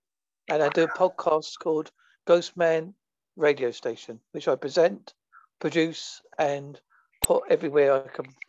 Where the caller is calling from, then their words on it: Holsworthy, South West England, United Kingdom; A place called Holsworthy, which is in Devon, which is in England, a far away, long swim from America.